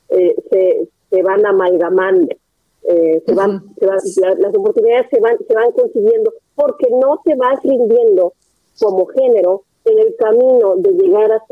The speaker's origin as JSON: {"language": "Spanish", "region": "Nuevo León", "country": "Mexico", "said": "yo soy de Nuevo León"}